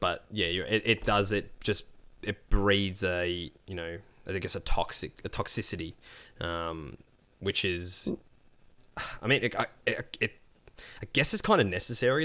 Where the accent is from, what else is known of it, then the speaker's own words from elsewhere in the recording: Australia; being Australian